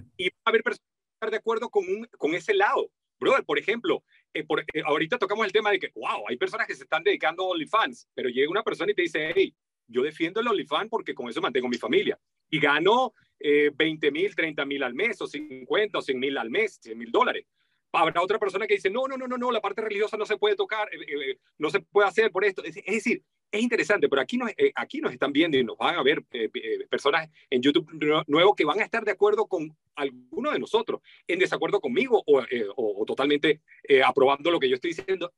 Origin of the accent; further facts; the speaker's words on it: Venezuela; estaba hablando con el acento de mi país natal. Yo nací en Venezuela